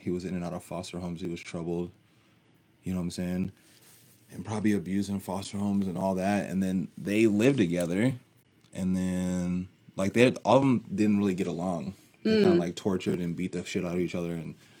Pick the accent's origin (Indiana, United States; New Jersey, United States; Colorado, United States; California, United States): Colorado, United States; Littleton; also born or lived in Nebraska / Texas / Oklahoma; I was born in Nebraska, but I grew up in Littleton. I went to Bear Creek High School.